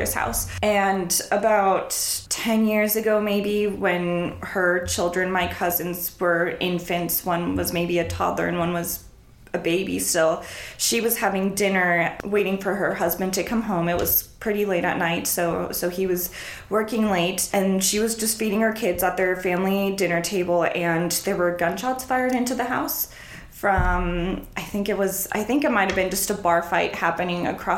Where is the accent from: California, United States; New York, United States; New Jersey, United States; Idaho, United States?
Idaho, United States; Boise; first language Spanish; English is a second language; also born or lived in Tucson, Arizona; I did grow up in Boise, Idaho. My parents moved us here when I was about 2 years old, so all of my memories are from Boise